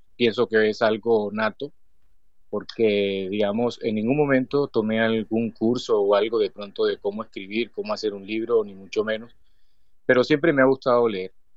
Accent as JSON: {"language": "Spanish", "region": "Cesar", "country": "Colombia", "also_born_or_lived": "Valledupar, Cesar, Colombia", "lives_now": "Bosconia, Colombia", "said": "soy de Colombia."}